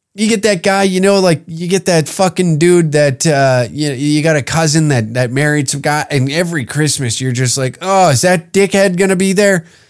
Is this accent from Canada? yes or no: yes; Canada; a Canadian